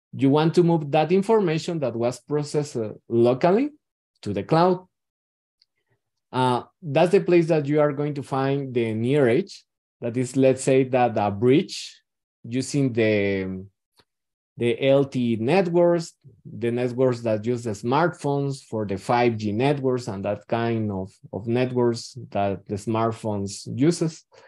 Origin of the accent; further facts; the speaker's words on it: Guatemala; I am from Guatemala